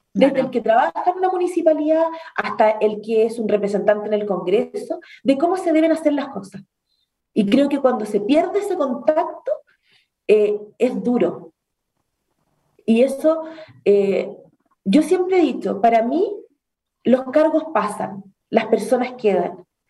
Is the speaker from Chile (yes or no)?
yes; Chile; como cualquier chileno traté de emprender